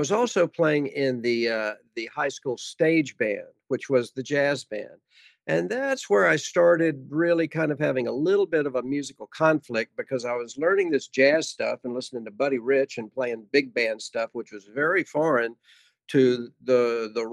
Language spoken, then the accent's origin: English; Virginia, United States; now in Dallas, United States; I grew up in Virginia